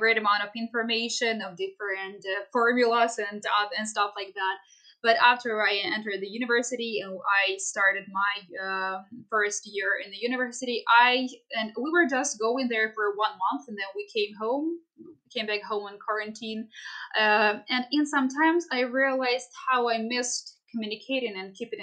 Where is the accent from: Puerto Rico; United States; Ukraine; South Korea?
Ukraine; Kharkiv Oblast; I am from the Kharkiv district